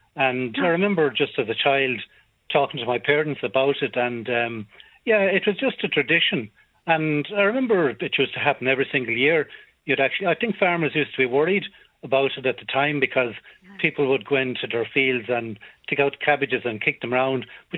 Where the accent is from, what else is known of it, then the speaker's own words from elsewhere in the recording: North Roscommon, Connacht, Ireland; I grew up in North Roscommon.